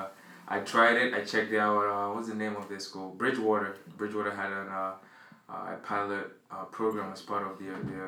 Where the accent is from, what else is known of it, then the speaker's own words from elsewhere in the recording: Ghana; moved away as an adult; now in Boston, United States; growing up in Ghana, my parents were here and I was the oldest.